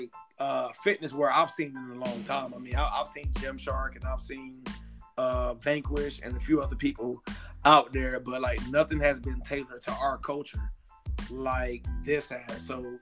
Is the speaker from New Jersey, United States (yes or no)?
no; Miami-Dade County, Florida, United States; moved away as an adult; from Miami-Dade County, Florida.